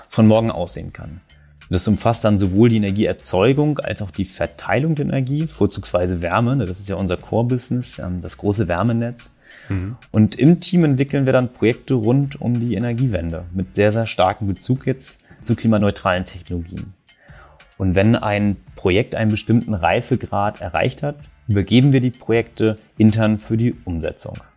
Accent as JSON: {"language": "German", "town": "Kiel", "region": "Schleswig-Holstein", "country": "Germany", "said": "Ich bin Kieler Jung und arbeite in Hamburg"}